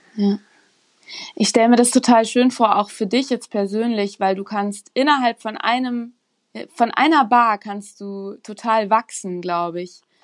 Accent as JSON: {"language": "German", "area": "Rhine-Main region", "region": "Hesse", "country": "Germany", "moved": "yes", "lives_now": "Munich, Germany", "said": "ich komme aus der Region Rhein-Main"}